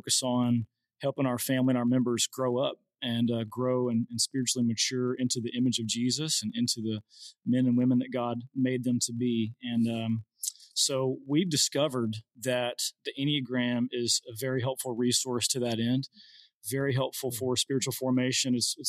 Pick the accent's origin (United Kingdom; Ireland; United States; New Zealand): United States; Paragould, Arkansas; moved away as an adult; also born or lived in Midwest; So I grew up right here in Paragould, Arkansas, with Jared, actually. Jared and I grew up together in the same church where his dad was also the pastor.